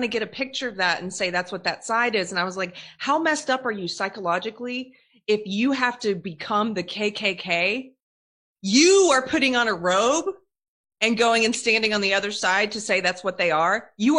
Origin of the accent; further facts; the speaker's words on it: South Carolina, United States; I'm from South Carolina